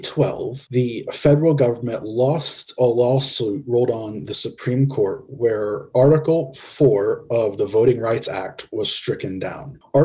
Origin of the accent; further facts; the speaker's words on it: Tennessee, United States; We're all from Tennessee. Here's a great example about Tennessee.